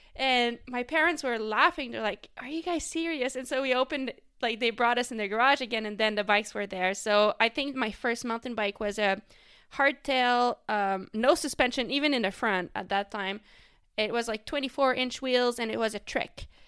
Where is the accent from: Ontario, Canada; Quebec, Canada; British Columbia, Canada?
Quebec, Canada; first language French; English is a second language; I raced mostly in the province of Quebec, which is where I'm from. Um, and that's, like, the French-speaking part of Canada. So, my first language is actually French